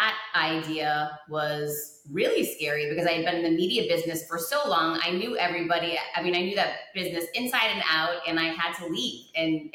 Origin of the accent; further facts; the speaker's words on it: Worcester, Massachusetts, United States; grew up very poor, grew up in Worcester, Massachusetts